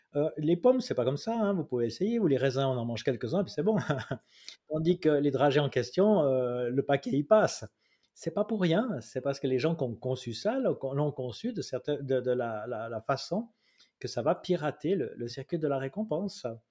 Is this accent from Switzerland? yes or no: yes; Switzerland; Chez nous, en Suisse